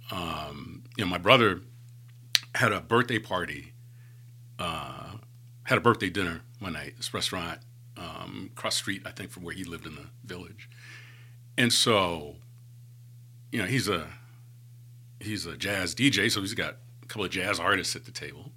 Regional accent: New York City, New York, United States; moved away as an adult; also born or lived in Atlanta, Georgia; now in Birmingham, United States; growing up in New York

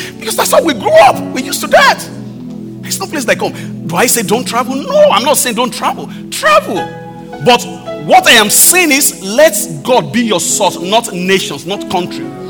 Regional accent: Akure, Ondo, Nigeria; my hometown, even in, my, in Akure, you know, very rural area.

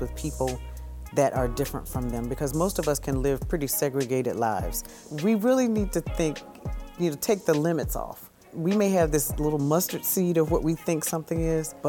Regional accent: Augusta, Georgia, United States; also born or lived in Columbus, Ohio; now in Syracuse, United States; I was born in Augusta, Georgia, so I'm a Georgia peach. I grew up with my mom and dad

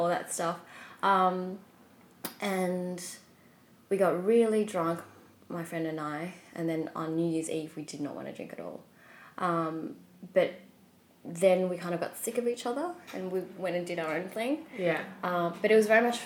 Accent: Melbourne, Victoria, Australia; moved away as an adult; also born or lived in Vietnam / New York; born and raised in Melbourne.

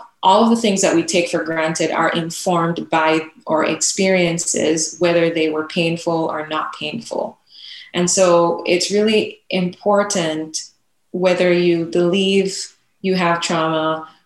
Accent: Jamaica; now in United States; growing up in Jamaica and just being the, just having the experience of a young Black girl

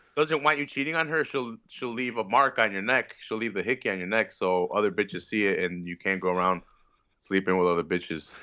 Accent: Chicago, Illinois, United States; I'm from Chicago.

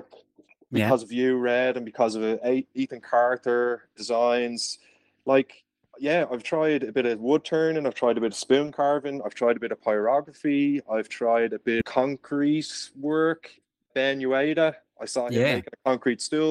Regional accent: Dublin, Leinster, Ireland; I'm from Dublin.

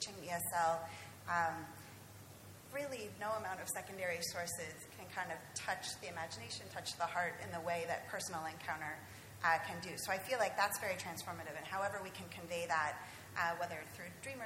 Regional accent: California, United States; I'm from California

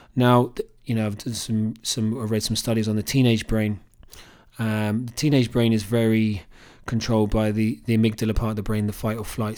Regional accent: Cambridge, East of England, United Kingdom; growing up in Cambridge

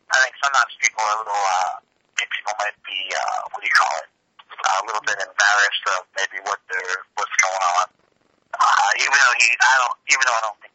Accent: New York, United States; moved away; I grew up in New York

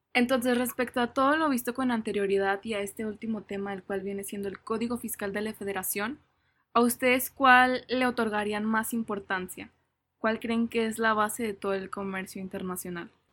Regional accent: Mexico; nos rige como mexicanos

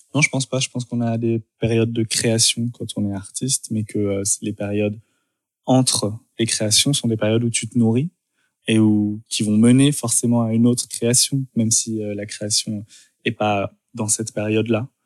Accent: Dijon, Bourgogne-Franche-Comté, France; also born or lived in Lyon; now in Paris, France; je suis né à Dijon

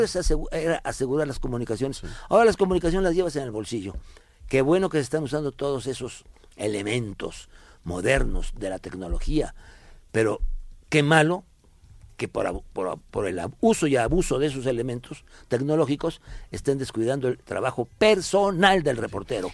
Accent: Veracruz, Mexico; also born or lived in Tierra Blanca, Veracruz; en Tierra Blanca, Veracruz, donde yo nací

